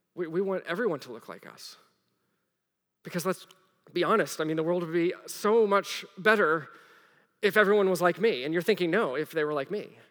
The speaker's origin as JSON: {"language": "English", "region": "the Bible Belt", "country": "United States", "tie": "born or raised there", "also_born_or_lived": "Rome, Italy", "moved": "as an adult", "said": "I grew up in the Bible Belt. And then I lived overseas. I lived in Rome, in the heart of Catholicism."}